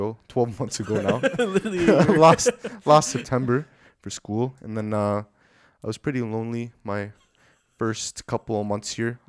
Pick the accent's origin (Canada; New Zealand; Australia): Canada; Toronto, Ontario; moved away as an adult; now in Edmonton, Canada; I'm originally from the Greater Toronto Area. There's lots of places in Toronto, so I won't put you through the trouble of trying to locate where I'm from. So I'm just going to say Greater Toronto Area